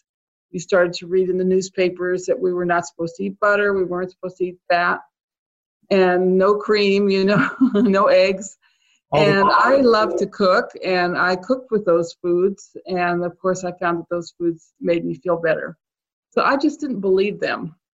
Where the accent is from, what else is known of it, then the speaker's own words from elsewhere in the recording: California, United States; now in Maryland, United States; I grew up in California. I didn't grow up on a farm or anything.